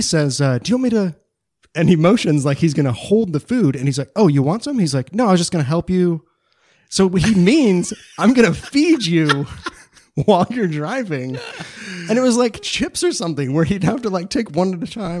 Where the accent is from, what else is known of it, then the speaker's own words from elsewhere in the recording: United States; especially as American modern men